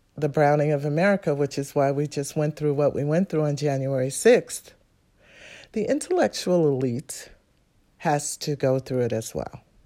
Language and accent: English; New York City, New York, United States; I'm from New York City, Manhattan